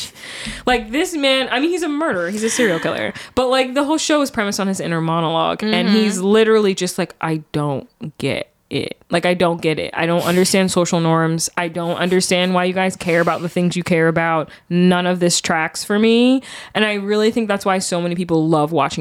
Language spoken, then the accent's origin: English; United States; I'm very American.